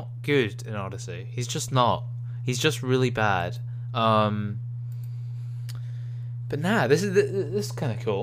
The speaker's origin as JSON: {"language": "English", "region": "Scotland", "country": "United Kingdom"}